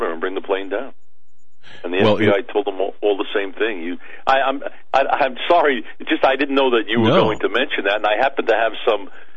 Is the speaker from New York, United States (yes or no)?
yes; Center Moriches, New York, United States; moved away; I'm from New York originally, from Long Island, New York, and I lived in... It's called Center Mauritius.